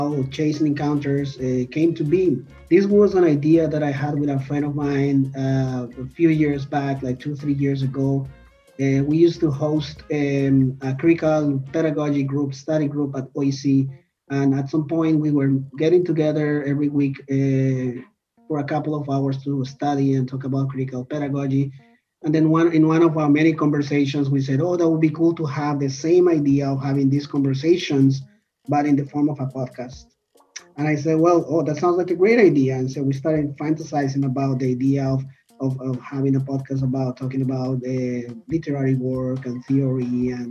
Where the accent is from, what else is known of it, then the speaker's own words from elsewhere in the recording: Colombia; now in Toronto, Canada; I'm originally from Colombia in South America